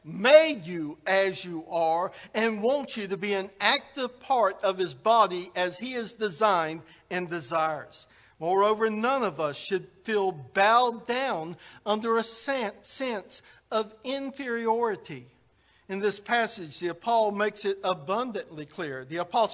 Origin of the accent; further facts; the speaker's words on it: United States; we're Americans